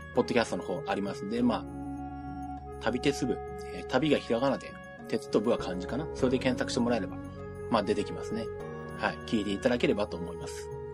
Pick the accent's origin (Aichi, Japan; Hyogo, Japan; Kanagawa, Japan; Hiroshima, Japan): Aichi, Japan; Nagoya; moved away; 私もあの子供時代、まあ私名古屋に住んでた